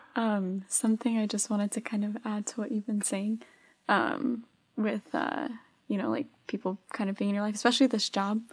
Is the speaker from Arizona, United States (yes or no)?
yes; Arizona, United States; I'm from Arizona.